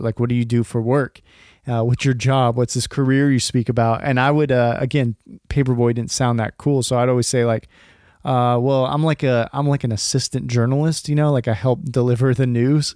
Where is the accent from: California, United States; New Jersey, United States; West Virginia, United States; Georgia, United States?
California, United States; I was actually born and raised in California